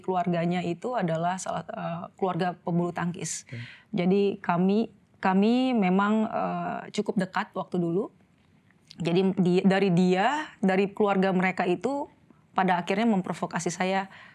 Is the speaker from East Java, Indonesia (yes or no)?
no; Manado, North Sulawesi, Indonesia; moved away; also born or lived in Jakarta; saya lahir Jakarta, kemudian di usia 2 tahun eh, saya dan mama saya pindah ke Manado